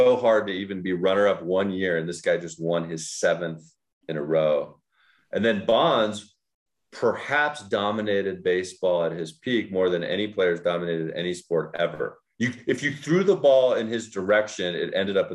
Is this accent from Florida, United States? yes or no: no; Oakland, California, United States; I grew up in Oakland